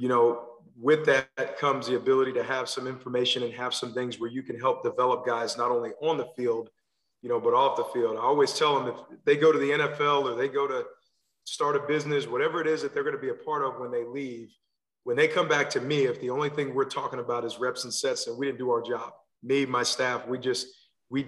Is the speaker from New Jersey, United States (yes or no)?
yes; New Jersey, United States; moved away as an adult; also born or lived in Pensacola, Florida / Louisville / Alabama; now in Maryland, United States; I'm originally from New Jersey. So I grew up playing football there.